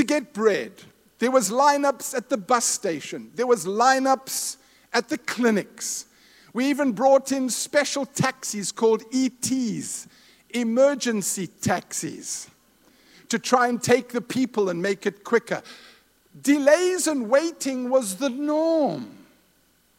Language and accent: English; Zimbabwe; moved away; My wife and I were raised in Rhodesia/Zimbabwe. We're from Zimbabwe.